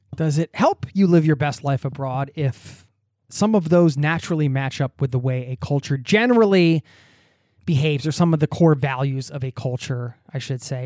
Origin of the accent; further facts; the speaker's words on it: East Coast of the US, United States; moved away as an adult; now in Norway; I grew up in the East Coast of the U S